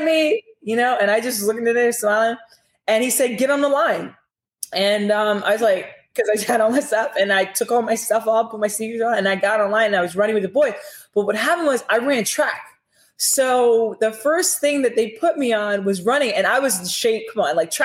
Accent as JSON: {"language": "English", "town": "New York City", "region": "New York", "country": "United States", "tie": "born or raised there", "also_born_or_lived": "Aruba", "said": "I grew up in Brooklyn. I grew up in Washington Heights. I grew up in the Bronx"}